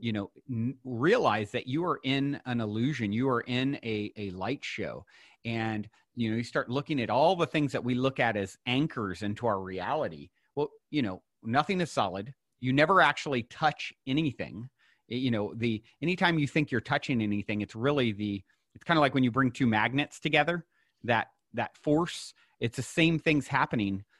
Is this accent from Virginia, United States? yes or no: yes; Virginia, United States; I was born and raised in Virginia, not so far from you.